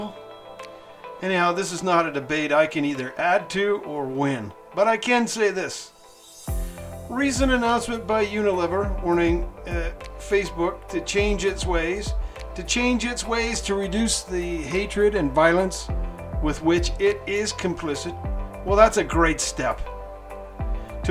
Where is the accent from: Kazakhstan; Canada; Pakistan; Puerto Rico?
Canada; now in Mexico; I'm a Canadian living in Mexico